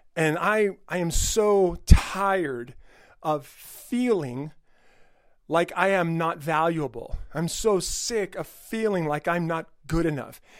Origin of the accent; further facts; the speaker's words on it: El Monte, California, United States; my old school district where I grew up in El Monte, California